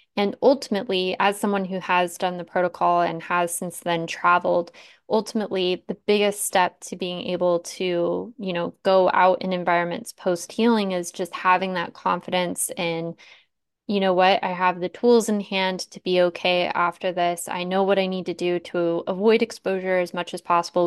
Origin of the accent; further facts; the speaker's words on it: Tucson, Arizona, United States; I grew up in Tucson